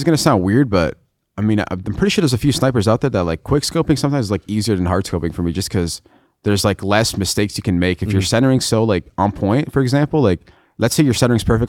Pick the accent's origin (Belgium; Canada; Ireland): Canada; I'm Lebanese, and then when people ask me if I'm Canadian, I always say I'm Lebanese. I never say I'm Canadian. Yeah. Even though I was born in Canada, I'm Canadian, technically.